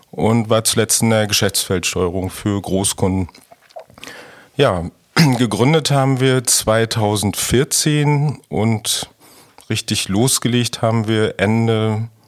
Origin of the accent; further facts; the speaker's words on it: Rostock, Mecklenburg-Vorpommern, Germany; Ja, also ich komme komm aus Rostock.